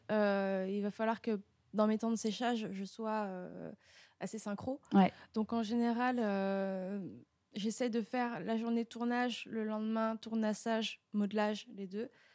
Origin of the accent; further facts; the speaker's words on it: Paris region, Île-de-France, France; now in Montreuil, France; je viens de la région parisienne, voilà, et puis de Paris euh, où j'ai habité euh, assez longtemps. Maintenant, je suis à Montreuil